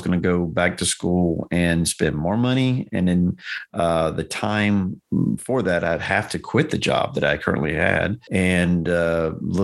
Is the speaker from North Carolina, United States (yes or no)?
yes; North Carolina, United States; moved away as an adult; now in Tennessee, United States; I was moving across the world because I grew up in North Carolina.